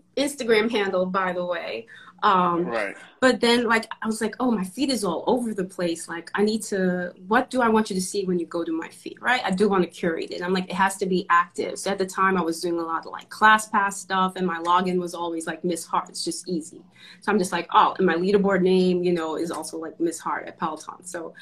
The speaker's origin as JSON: {"language": "English", "country": "Trinidad & Tobago", "moved": "yes", "lives_now": "Brooklyn, United States", "said": "I'm actually from Trinidad, a small hot island."}